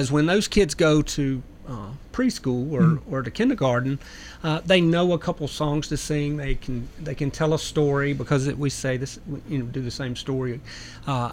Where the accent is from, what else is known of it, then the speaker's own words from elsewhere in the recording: near Memphis, Tennessee, United States; now in Murfreesboro, United States; I grew up near Memphis